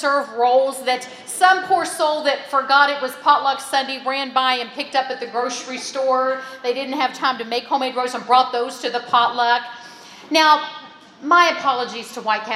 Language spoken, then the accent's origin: English; West Virginia, United States; I grew up in West Virginia